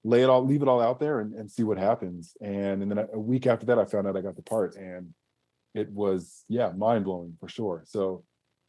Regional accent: Southern California, United States; growing up in Southern California

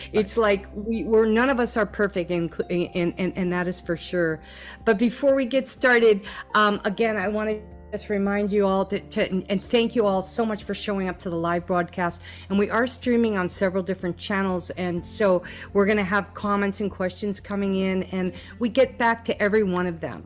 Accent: New Jersey, United States; now in Hawaii, United States; You're in my home state, New Jersey

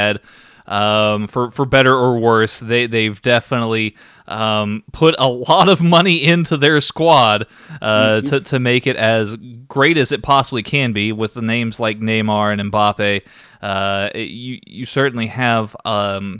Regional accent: Texas, United States; I am the Texas gentleman

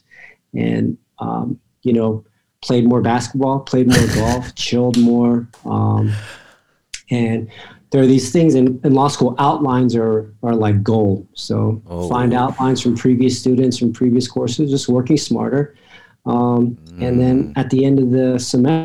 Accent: Atlanta, Georgia, United States; also born or lived in State College, Pennsylvania; I'm from Atlanta. My family's here. I was always going to come back.

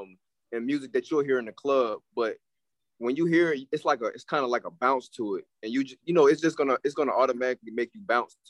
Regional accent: Hampton, Virginia, United States; moved away as an adult; now in Atlanta, United States; You know what I'm saying? I'm an artist from Hampton, Virginia.

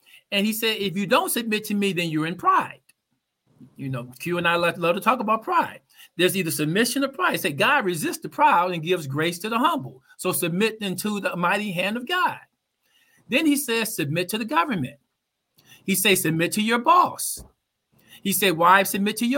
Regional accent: Oakland, California, United States; I grew up in Oakland

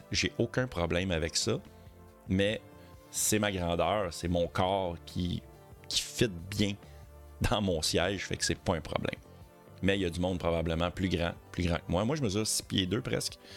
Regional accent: France; Après, après, je suis français et on a beaucoup de ronds-points chez nous.

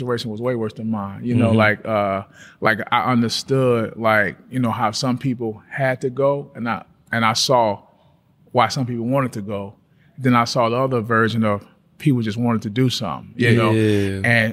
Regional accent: Gary, Indiana, United States; I was born and raised in the projects

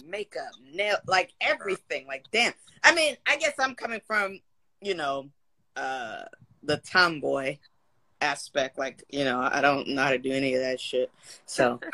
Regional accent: San Jose, California, United States; also born or lived in Modesto; I, was born and raised in San Jose, but I lived in Modesto briefly

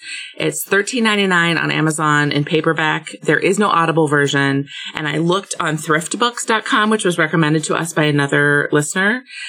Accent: Hamburg, Germany; also born or lived in Munich / Bangkok; I am now back in my hometown of Hamburg, Germany.

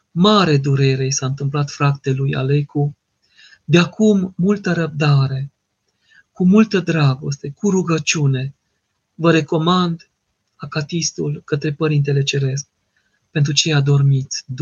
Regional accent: Târgu Mureș, Mureș County, Romania; sunt, în târgul, sunt din Târgu Mureș.

